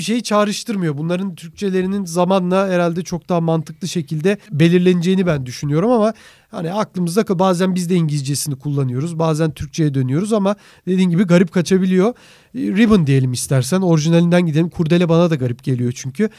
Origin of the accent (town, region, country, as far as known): Turkey